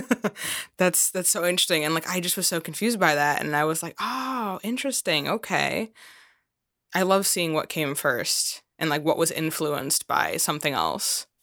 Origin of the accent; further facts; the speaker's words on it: Chicago, Illinois, United States; first language English; I'm from the Chicagoland area